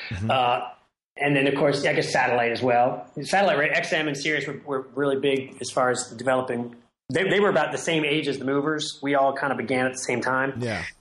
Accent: Ireland; you know, I'm an Irish person, and that kind of that sort of that melodic sensibility.

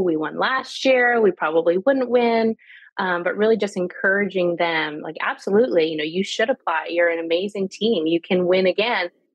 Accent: Canada; moved away; also born or lived in Italy / Bolivia / Georgia, United States; I'm Canadian.

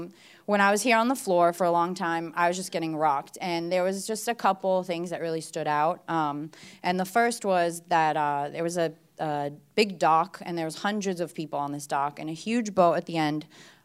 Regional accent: Bulgaria

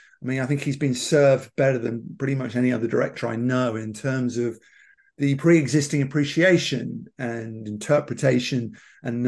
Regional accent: London, United Kingdom; I come from London, as you've probably heard my accent

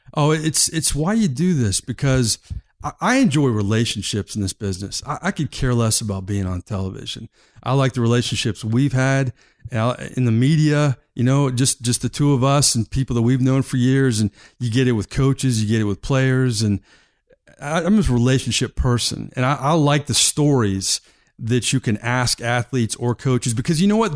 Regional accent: Titusville, Florida, United States; also born or lived in Tallahassee / Jacksonville / New Orleans; now in Tampa, United States; I grew up in Florida, in Titusville, Florida, on the East Coast

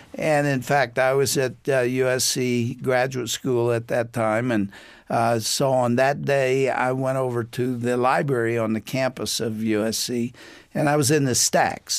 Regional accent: East Texas, United States; I grew up in East Texas

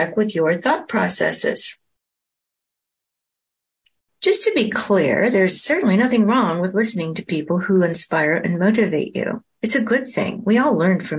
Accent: Oregon coast, United States; also born or lived in Portland, Oregon; I was born in Portland, Oregon, and spent much of my childhood on the Oregon coast

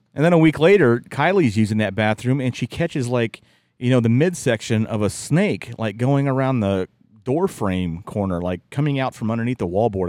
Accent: West Virginia, United States; moved away; growing up in West Virginia

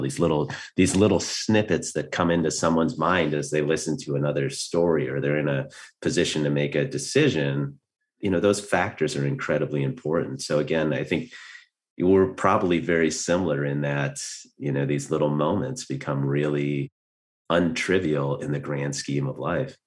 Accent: Minnesota, United States; moved away as an adult; I grew up in Minnesota.

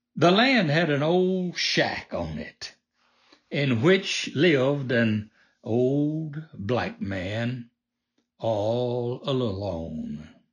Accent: the South, United States; Like most folks growing up in the South, we raised most of what we ate

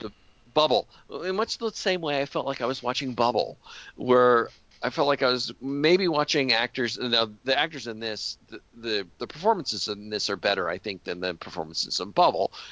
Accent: Colorado, United States; the culture where I grew up in Colorado

